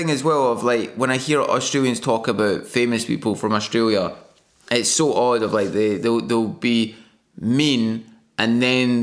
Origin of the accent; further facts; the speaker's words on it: Scotland, United Kingdom; moved away as an adult; also born or lived in Glasgow; as a Scottish person